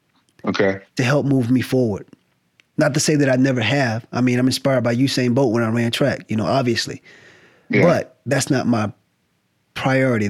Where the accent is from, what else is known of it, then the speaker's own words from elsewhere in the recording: the South, United States; now in California, United States; I'm from the South. It's sort of like I left the South